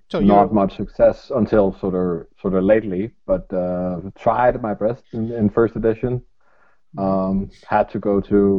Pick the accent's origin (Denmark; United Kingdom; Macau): Denmark; Copenhagen, Capital Region of Denmark; I'm from Denmark, out of Copenhagen, Pink Squadron.